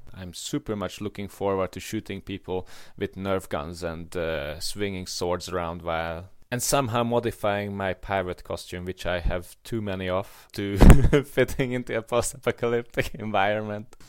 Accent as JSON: {"language": "English", "country": "Hungary", "tie": "born or raised there", "said": "I grew up in Hungary and I grew up in a middle class family"}